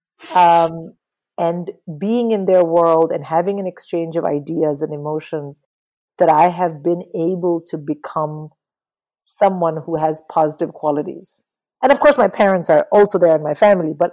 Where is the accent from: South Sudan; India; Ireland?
India; Tamil Nadu; I'm a Tamil, but I'm like an Indian Tamil